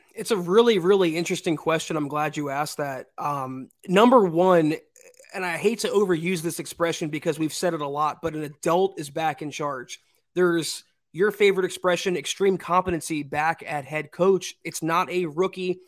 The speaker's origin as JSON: {"language": "English", "region": "South Florida", "country": "United States", "tie": "born or raised there", "moved": "as an adult", "said": "I was born and raised in South Florida for twenty-six years of my life"}